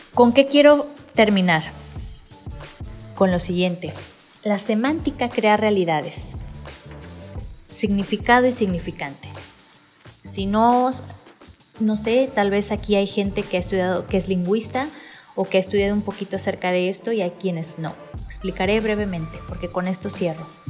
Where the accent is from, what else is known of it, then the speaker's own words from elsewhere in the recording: Manzanillo, Colima, Mexico; now in Guadalajara, Mexico; tengo que aprender el léxico de aquí de Guadalajara, yo soy de Manzanillo